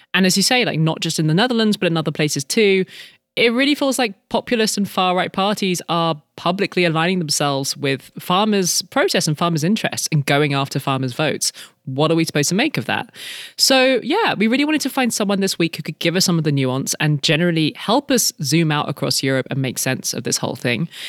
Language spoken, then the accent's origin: English; United Kingdom; moved away; we are British by birth, both of us